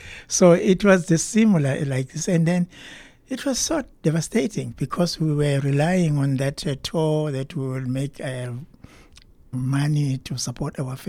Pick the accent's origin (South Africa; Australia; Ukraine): South Africa; cannot disappoint this guy because he has done so much for our country. And then after that, he named us as a South African cultural ambassador.